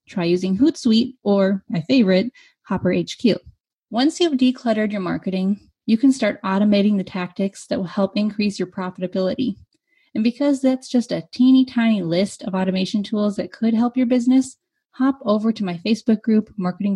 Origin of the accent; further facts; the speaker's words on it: United States; I am an American